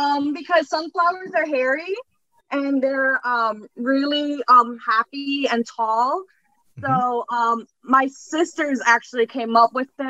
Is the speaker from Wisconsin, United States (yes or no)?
no; New York City, New York, United States; I'm from New York City.